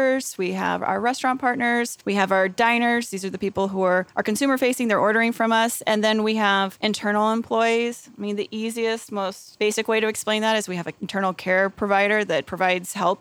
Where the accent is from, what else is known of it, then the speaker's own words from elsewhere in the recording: the South, United States; I am from the South